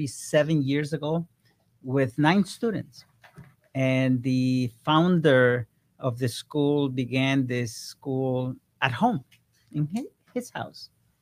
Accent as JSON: {"language": "English", "country": "Ecuador", "moved": "yes", "said": "I came from Ecuador 40 years ago, and I knew from that time exactly where I was going to end up in the next 5 years"}